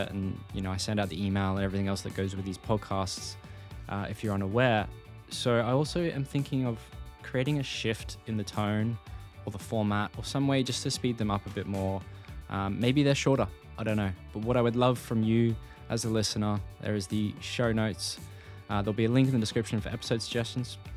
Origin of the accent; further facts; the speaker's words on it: Australia; this comes back to some corny marketing from a cereal company I always heard growing up in Australia.